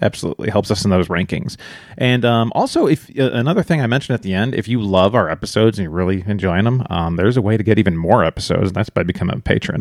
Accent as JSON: {"language": "English", "town": "Chicago", "region": "Illinois", "country": "United States", "moved": "yes", "said": "we're from Chicago originally"}